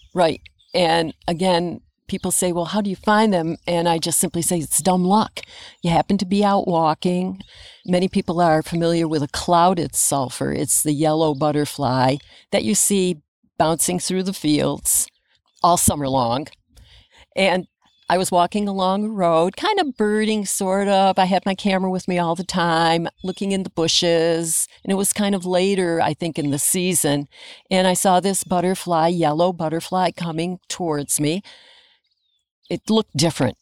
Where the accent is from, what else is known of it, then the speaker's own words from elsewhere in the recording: Adams, Massachusetts, United States; now in Bennington, United States; I grew up in Adams, Massachusetts, in northern Berkshire, right across the valley from Mount Greylock